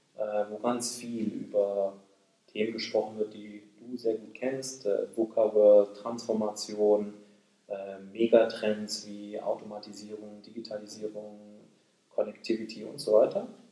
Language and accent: German; Böblingen, Baden-Württemberg, Germany; moved away as an adult; also born or lived in Asia; now in Japan; ich bin Deutsch-Koreaner, äh, geboren im Großraum Stuttgart, äh, in Böblingen. Meine Eltern sind im Rahmen, äh, des Wiederaufbaus Deutschlands, äh, in den siebziger Jahren nach Deutschland gekommen. Ähm, dort bin ich zur Schule gegangen